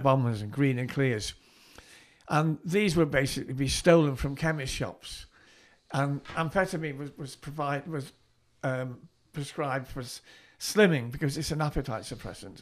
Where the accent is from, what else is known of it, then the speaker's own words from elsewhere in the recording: Southport, North West England, United Kingdom; I was born in Southport, I grew up in Southport